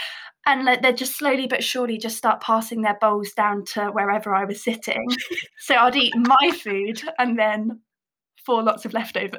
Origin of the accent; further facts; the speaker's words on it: Buckinghamshire, South East England, United Kingdom; I'm 28 years old. I grew up in Buckinghamshire, massive country girl at heart.